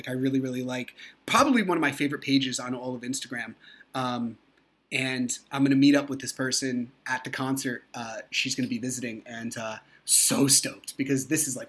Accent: New Jersey, United States; I'm from New Jersey

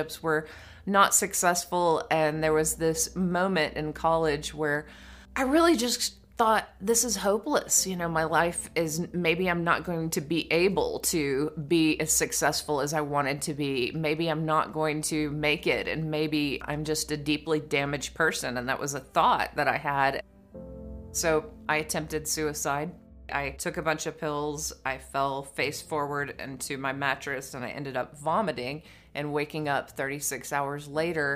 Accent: East Texas, United States; When I grew up in East Texas, I was an only child in the country

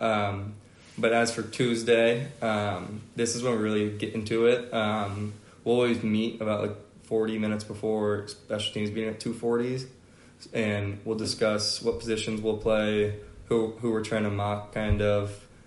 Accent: Atlanta, Georgia, United States; I'm from Atlanta, Georgia

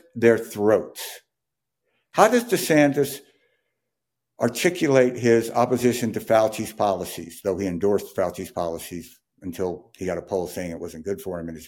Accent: Jackson, Mississippi, United States; I grew up in Jackson, Mississippi

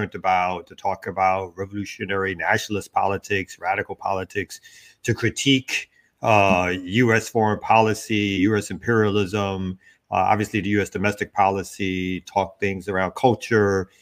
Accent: New York City, New York, United States; I'm originally from Brooklyn, New York

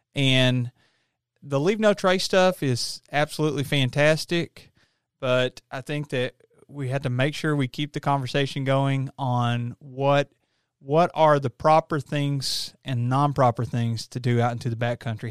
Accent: Appalachia, United States; the way I was raised in Appalachia, you know, you're in the mountains

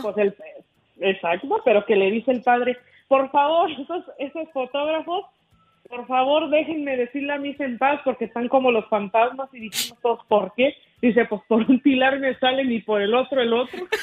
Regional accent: Nuevo Ideal, Durango, Mexico; now in Ruidoso, United States; nos llevaron a Nuevo Ideal, o sea que yo soy de ahí de un pueblillo, de un ranchillo

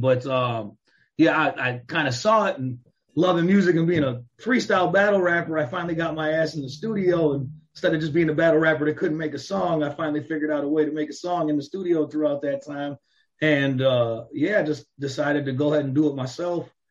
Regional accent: Chicago, Illinois, United States; moved away as an adult; also born or lived in Phoenix, Arizona / Los Angeles / Las Vegas / Miami; Chicago, Chicagoland area, outskirts of Chicago, either in the city or outside the city my whole life until I got to about 20 years old

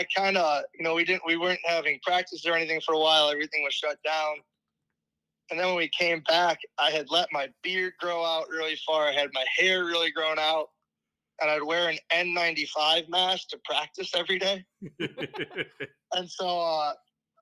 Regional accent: Illinois, United States; moved away as an adult; now in Ames, United States; I'm originally from Illinois

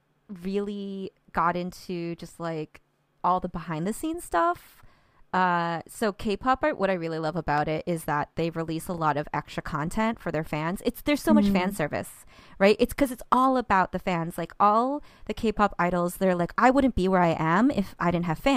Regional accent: Central Florida, United States; I grew up in Central Florida

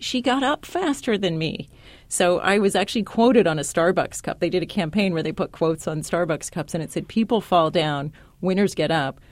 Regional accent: San Diego, California, United States; I grew up in San Diego, California

